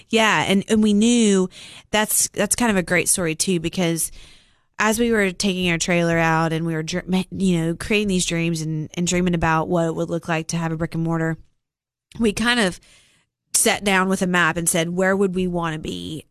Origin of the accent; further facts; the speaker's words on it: Cookeville, Tennessee, United States; I was born and raised here in Cookville. Um, spent all of my life here